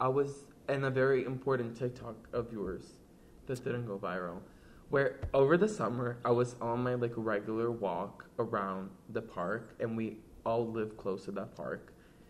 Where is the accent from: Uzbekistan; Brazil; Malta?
Brazil; yeah, it's like my first Halloween. I'm from Brazil. So I got some extra candy.